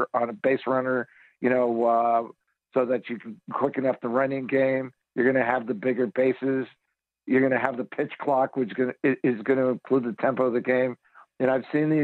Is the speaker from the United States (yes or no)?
yes; New York, United States; now in Phoenix, United States; when I was a kid growing up in New York